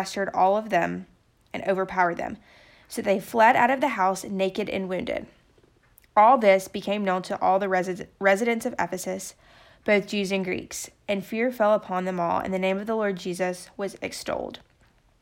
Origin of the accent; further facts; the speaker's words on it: Birmingham, Alabama, United States; I'm a junior from Birmingham, Alabama